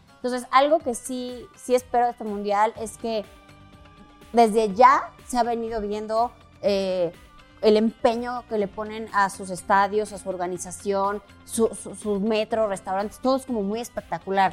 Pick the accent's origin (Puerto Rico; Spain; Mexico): Mexico; como mexicanos somos muy dicharacheros y muy amigueros